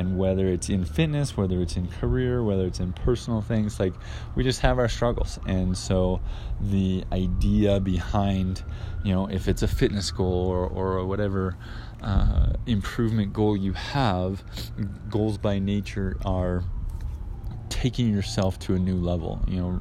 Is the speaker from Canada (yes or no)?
yes; Canada; now in Guadalajara, Mexico; I live in Guadalajara, Mexico. I'm Canadian